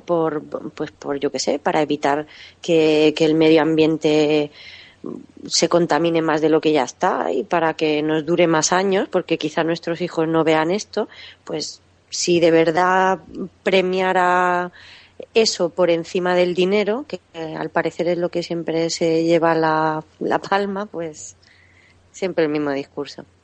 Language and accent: Spanish; Catalonia, Spain; moved away as an adult; soy catalana de nacimiento, he vivido allí hasta los 20 años